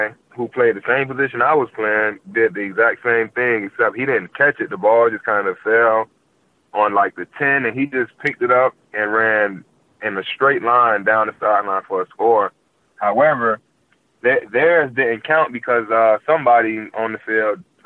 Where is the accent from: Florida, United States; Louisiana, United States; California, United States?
Florida, United States; Miami; I'm from Miami